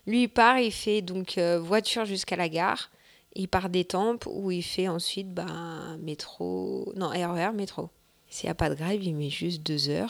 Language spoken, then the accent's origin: French; Vitry-sur-Seine, Île-de-France, France; moved away as an adult; now in Pussay, France; Je viens de Vitry-sur-Seine, euh, qui est bah, une très grosse ville